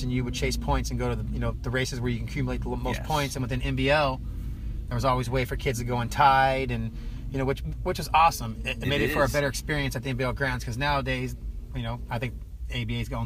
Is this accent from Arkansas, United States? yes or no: no; San Diego, California, United States; I grew up in the West Coast, California